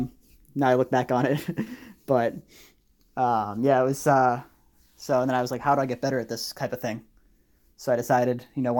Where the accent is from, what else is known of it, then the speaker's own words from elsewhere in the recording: Massachusetts, United States; now in Pennsylvania, United States; So I moved from the Boston area. I lived about 30 minutes north of Boston, without traffic, of course.